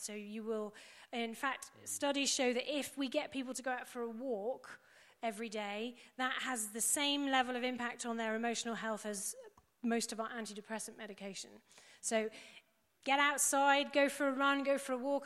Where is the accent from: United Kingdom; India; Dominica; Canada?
United Kingdom; England; we're English